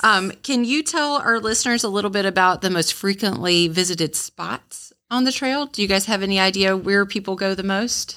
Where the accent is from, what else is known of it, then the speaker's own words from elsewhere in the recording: Onslow County, North Carolina, United States; I grew up in Onslow County and moved away and came back